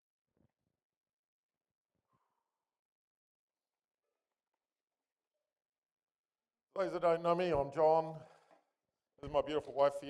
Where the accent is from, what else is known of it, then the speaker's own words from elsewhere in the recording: Nelson, New Zealand; moved away as an adult; also born or lived in Fiordland / Orepuki; I was born in Nelson actually, to a mother